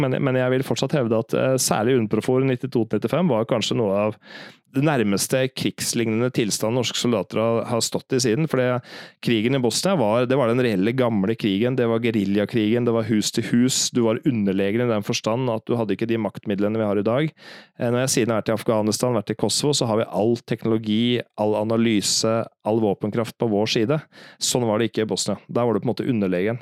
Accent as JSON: {"language": "Norwegian", "country": "Norway", "moved": "as an adult", "lives_now": "New York, United States", "said": "vi som nordmenn"}